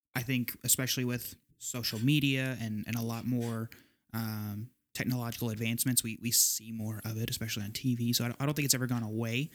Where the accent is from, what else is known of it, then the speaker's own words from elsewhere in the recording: Southeast Texas, United States; I'm from Southeast Texas, like my the, my home church